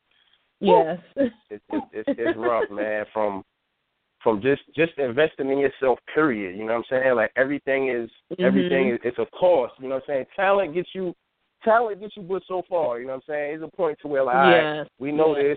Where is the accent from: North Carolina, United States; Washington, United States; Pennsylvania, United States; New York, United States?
New York, United States; Yonkers; I'm from Yonkers, born and raised